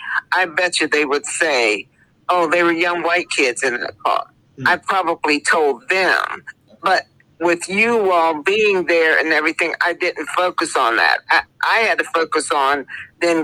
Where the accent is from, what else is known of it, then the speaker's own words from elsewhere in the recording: Connellsville, Pennsylvania, United States; I grew up in Fayette County in Western Pennsylvania in a highly racist town